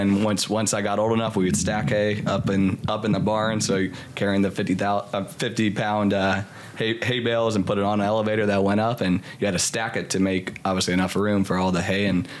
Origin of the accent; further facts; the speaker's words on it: Virginia, United States; I grew up in Virginia on a big farm. Every summer we would work there on the farm. It's about 1,600 acres.